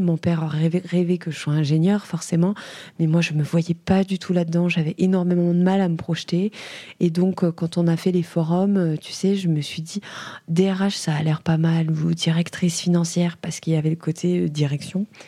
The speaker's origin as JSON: {"language": "French", "town": "Langres", "region": "Grand Est", "country": "France", "tie": "born or raised there", "said": "j'ai grandi à Langres"}